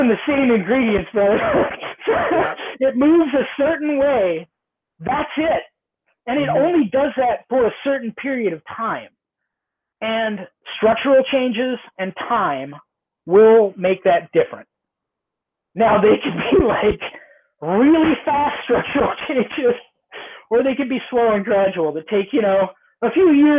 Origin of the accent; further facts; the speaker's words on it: Southern California, United States; I grew up in Southern California